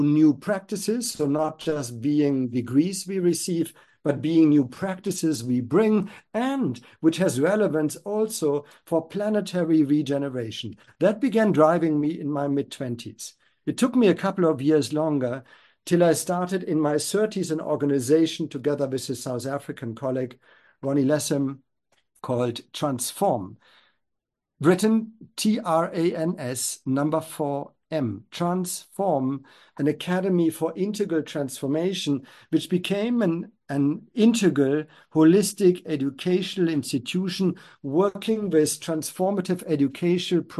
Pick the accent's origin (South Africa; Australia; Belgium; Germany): Germany; I grew up in Germany